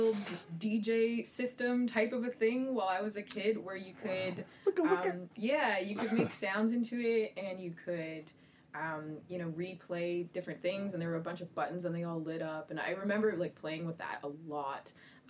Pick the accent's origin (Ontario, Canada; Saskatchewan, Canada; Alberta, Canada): Ontario, Canada; Aurora; also born or lived in Scarborough, Ontario / Toronto; I was born in Scarborough, Ontario, though I have no memory of that, and then moved to Aurora when I was 2 years old, I believe, and grew up there